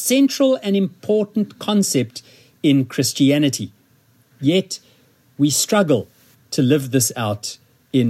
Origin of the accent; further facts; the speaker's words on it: Zimbabwe; first language English; now in South Africa; I'm not South African, although I've lived in South Africa for about 43 years of my life. I was born in Zimbabwe